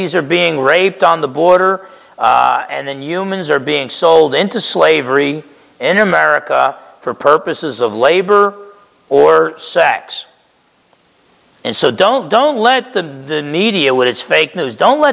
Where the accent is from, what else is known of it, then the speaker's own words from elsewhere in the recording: Essex County, New Jersey, United States; also born or lived in East Orange, New Jersey; I grew up in Essex County, New Jersey, spent my first few years in East Orange